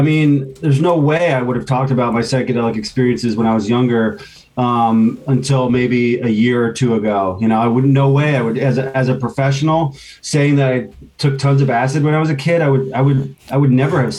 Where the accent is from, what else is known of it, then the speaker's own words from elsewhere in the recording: East Coast, United States; I grew up on the East Coast